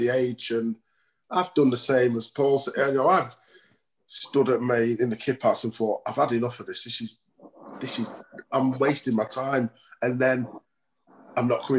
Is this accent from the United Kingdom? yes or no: yes; Stretford, North West England, United Kingdom; I grew up in Stretford